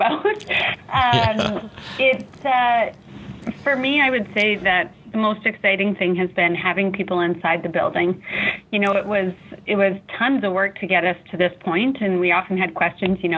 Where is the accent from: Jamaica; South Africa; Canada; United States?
Canada; Saskatoon, Saskatchewan; I am born and raised in Saskatoon. I have strong family roots here in the city